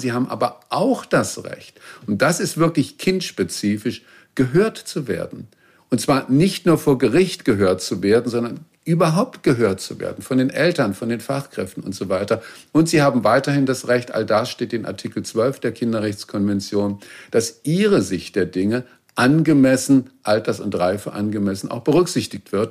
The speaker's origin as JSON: {"language": "German", "region": "Baden-Württemberg", "country": "Germany", "tie": "born or raised there", "said": "Ich bin in Baden-Württemberg zur Schule gegangen"}